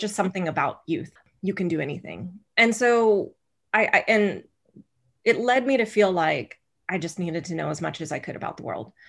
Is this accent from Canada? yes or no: no; rural Oklahoma, United States; I was raised in Oklahoma, in rural Oklahoma, where most people were Southern Baptist